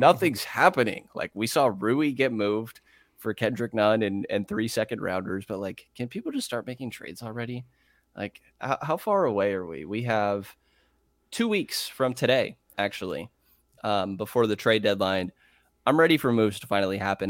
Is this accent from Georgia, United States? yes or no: no; Bay Area, California, United States; I grew up in the Bay Area